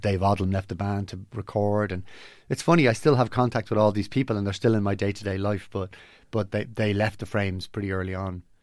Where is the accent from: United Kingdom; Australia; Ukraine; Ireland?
Ireland; Dublin, Leinster; I grew up in Ballymona, gr, a great place to grow up.